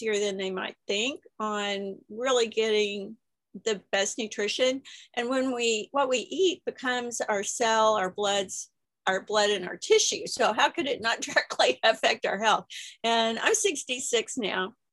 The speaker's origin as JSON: {"language": "English", "region": "Texas", "country": "United States", "said": "I'm from Texas"}